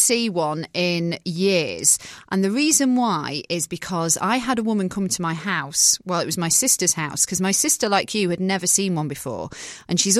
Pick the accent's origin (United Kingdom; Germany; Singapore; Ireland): United Kingdom; England; accent: British; moved away as an adult; also born or lived in Manchester; now in Nashville, United States; I'm from England. And I'm from a small town.